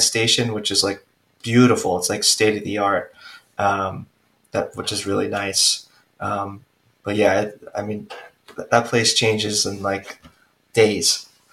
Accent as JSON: {"language": "English", "area": "Long Island", "region": "New York", "country": "United States", "tie": "born or raised there", "also_born_or_lived": "Queens, New York", "said": "So my wife and I actually moved back to Long Island. So we, we grew up in Long Island."}